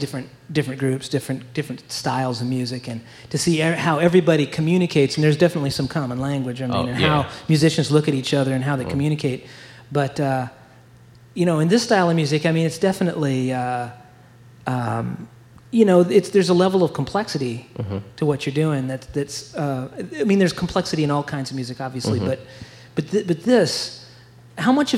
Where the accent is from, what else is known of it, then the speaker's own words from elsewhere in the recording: Iowa, United States; now in Madison, United States; I'm from Iowa